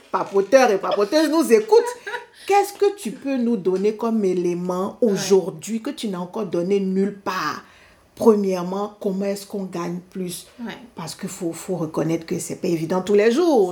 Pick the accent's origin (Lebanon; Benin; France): Benin; je suis du Bénin